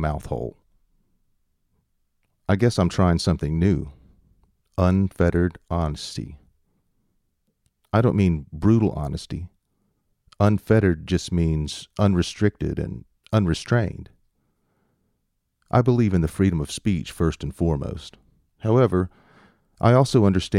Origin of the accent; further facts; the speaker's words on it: the South, United States; accent: southern; my southern accent